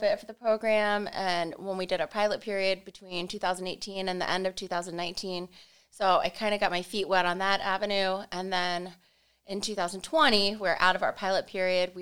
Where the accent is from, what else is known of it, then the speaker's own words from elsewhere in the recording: Dover, Ohio, United States; I was born and raised in Dover